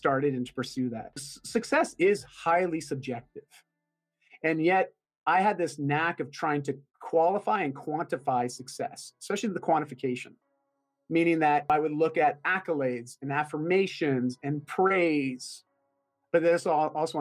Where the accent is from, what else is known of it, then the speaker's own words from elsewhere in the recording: Canada; first language English; I'm Canadian.